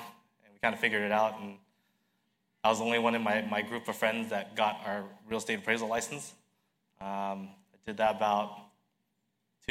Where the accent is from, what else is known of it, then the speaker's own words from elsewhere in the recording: Westminster, California, United States; I was born and raised in Westminster, California